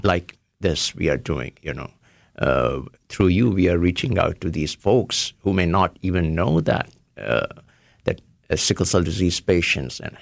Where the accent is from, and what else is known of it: Varanasi, Uttar Pradesh, India; born or raised there; moved away as an adult; also born or lived in Ohio; now in United States